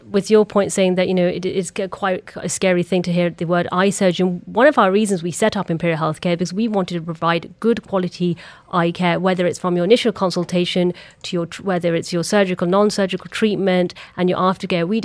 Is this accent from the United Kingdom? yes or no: yes; England, United Kingdom; I was born and brought up in England